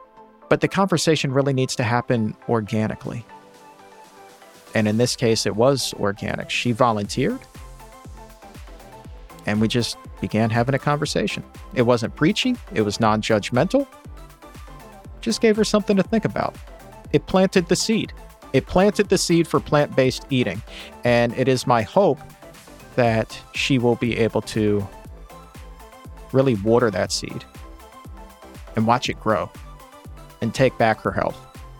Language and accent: English; Australia; And as an Australian, I especially love when he says, doggone.